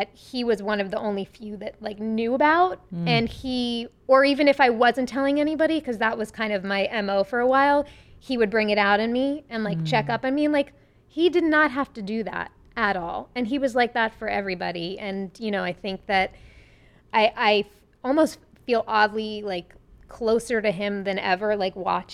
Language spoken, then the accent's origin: English; Long Island, New York, United States; born or raised there; accent: Long Island